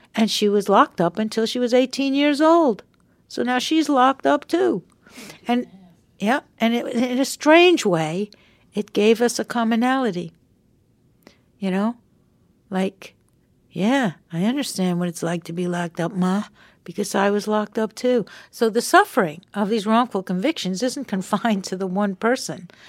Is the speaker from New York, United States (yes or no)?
yes; Long Island, New York, United States; we were kids growing up on Long Island together